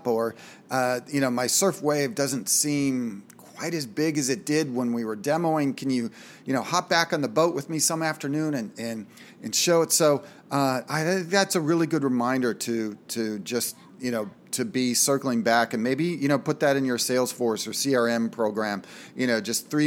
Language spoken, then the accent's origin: English; Minnesota, United States; Everybody I knew growing up in Minnesota had a lake cabin with boats